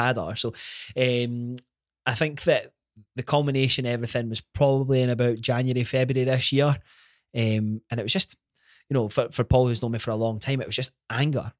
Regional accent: Glenrothes, Scotland, United Kingdom; grew up in, in Glenrothes, born and bred

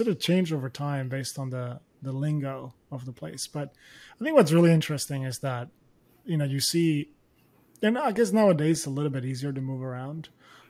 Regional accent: Spain; English is a second language; now in United Kingdom; When I moved to the UK, I barely spoke English. So the first few months were really difficult. And once I got acclimated, the good thing about going to Nottingham versus London is that there were no Spanish people.

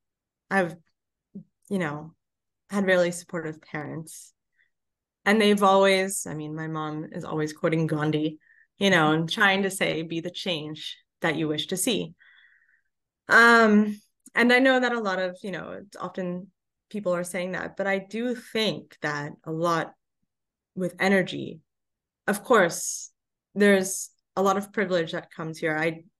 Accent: Los Angeles, California, United States; originally all geared towards Los Angeles, my hometown.

